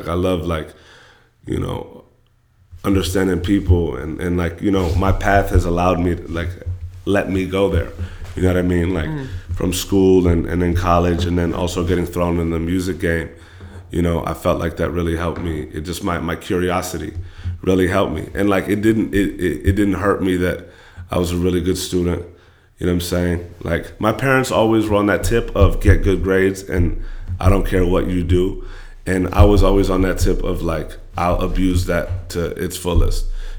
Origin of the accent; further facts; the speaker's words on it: California, United States; I was born in the Bay Area. I moved to the Valley in the fourth grade, moved back up to the Bay in the fifth grade.